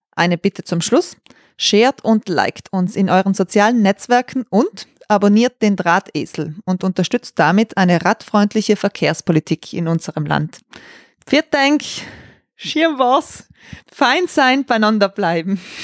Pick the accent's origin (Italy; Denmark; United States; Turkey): Italy; South Tyrol, Trentino-Alto Adige; moved away; ich komme ja aus Südtirol